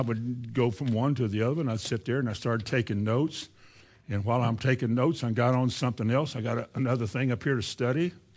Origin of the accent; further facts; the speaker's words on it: Indiana, United States; moved away; also born or lived in Shelbyville / Florida; I grew up in Indiana